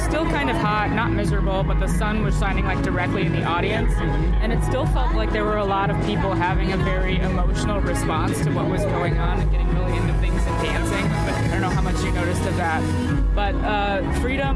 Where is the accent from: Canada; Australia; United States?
United States; Phoenix, Arizona; now in Los Angeles, United States; I'm from Phoenix originally